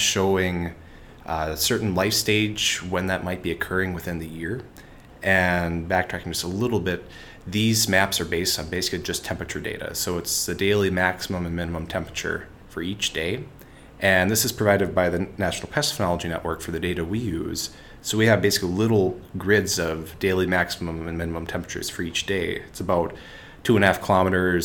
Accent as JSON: {"language": "English", "region": "Minnesota", "country": "United States", "tie": "born or raised there", "said": "I grew up here in Minnesota, and I grew up on a beef farm"}